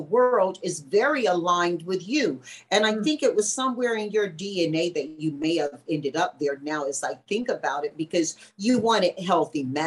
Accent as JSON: {"language": "English", "town": "Tarboro", "region": "North Carolina", "country": "United States", "tie": "born or raised there", "said": "in my hometown, Tarboro, North Carolina, very small southern town"}